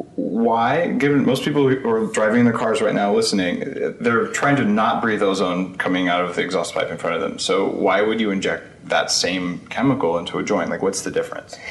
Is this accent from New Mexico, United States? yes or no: yes; New Mexico, United States; my home state of New Mexico